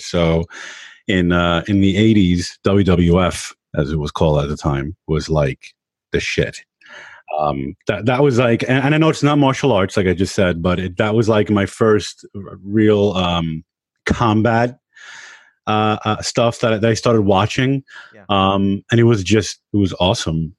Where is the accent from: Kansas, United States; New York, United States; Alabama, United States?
New York, United States; also born or lived in Long Island; I grew up in Queens